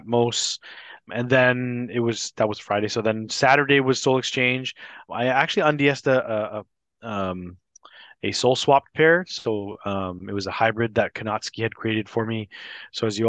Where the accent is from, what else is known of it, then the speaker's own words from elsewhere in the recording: Toronto, Ontario, Canada; growing up in Scarborough